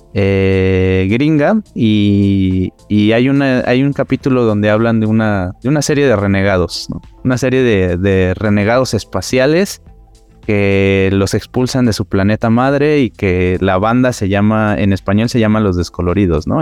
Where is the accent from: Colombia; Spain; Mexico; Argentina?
Mexico; Mexico City; Yo soy aquí cerca del Metro Ceú